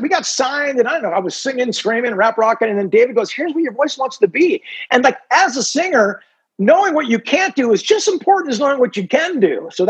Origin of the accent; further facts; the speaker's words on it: Ireland; being the Irishman that I am